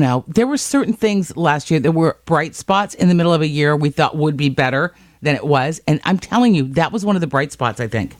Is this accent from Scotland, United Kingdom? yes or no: yes; Scotland, United Kingdom; I'm Scottish